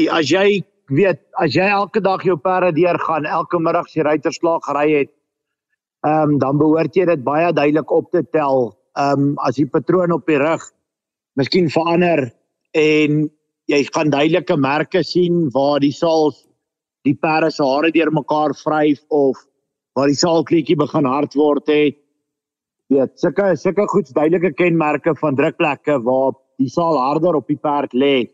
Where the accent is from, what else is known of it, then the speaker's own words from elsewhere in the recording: Lowveld, South Africa; Ons het begin in die Laagveld. Ek het groot geword in die Laagveld.